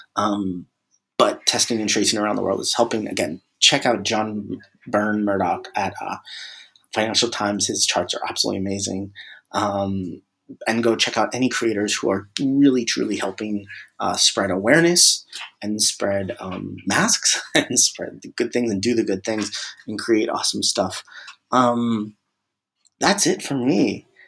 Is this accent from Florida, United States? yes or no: yes; Tampa, Florida, United States; my hometown, Tampa Bay